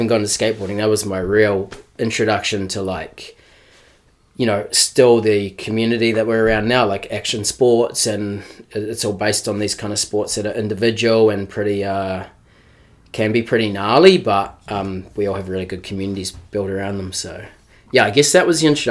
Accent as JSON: {"language": "English", "town": "Greymouth", "region": "West Coast", "country": "New Zealand", "tie": "born or raised there", "also_born_or_lived": "Christchurch, New Zealand", "moved": "as an adult", "said": "I'm from the west coast, a little town called Greymouth."}